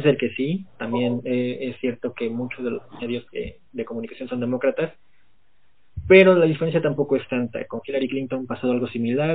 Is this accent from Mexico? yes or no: yes; Mexico; como mexicanos